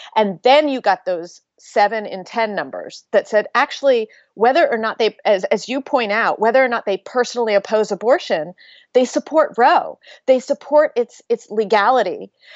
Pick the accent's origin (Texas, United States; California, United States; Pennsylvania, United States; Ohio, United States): Pennsylvania, United States; growing up in Pennsylvania